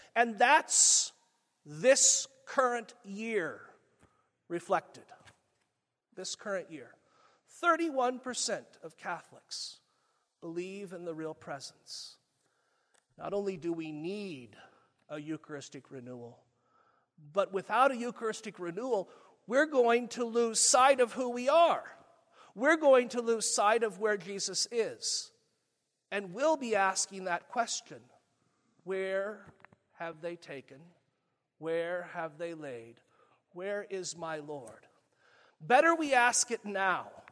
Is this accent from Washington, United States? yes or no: no; Springfield, Missouri, United States; I grew up in Springfield.